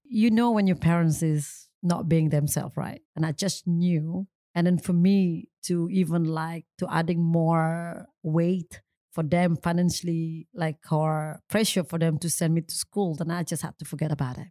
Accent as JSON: {"language": "English", "region": "Bali", "country": "Indonesia", "tie": "born or raised there", "second_language": "English", "said": "I'm come from Bali, obviously. Small town is actually located north is of Bali"}